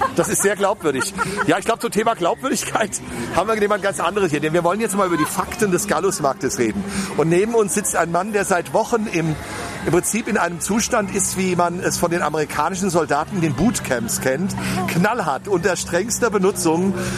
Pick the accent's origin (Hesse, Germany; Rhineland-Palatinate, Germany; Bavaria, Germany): Hesse, Germany; bei uns in Hessen